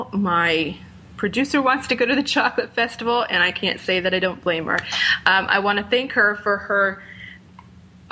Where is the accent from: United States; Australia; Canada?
United States; Rhode Island; Newport, Rhode Island, my home state.